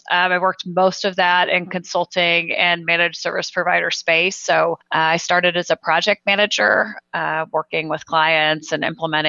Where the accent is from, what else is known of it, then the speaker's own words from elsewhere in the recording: Independence, Missouri, United States; also born or lived in Las Vegas; I am a local Kansas City girl. I grew up in Independence, Missouri, home of Harry S. Truman. So I'm a huge Truman nerd and a Truman High School graduate.